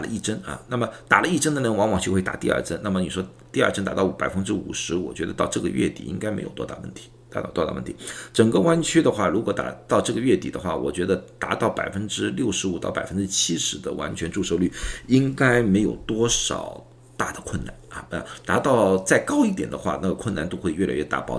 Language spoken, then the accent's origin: Chinese; China; now in United States; 如果说去年啊，刚刚疫情刚刚开始的时候，人家也躲开我们中国人的话，我们心里也会比较难受啊。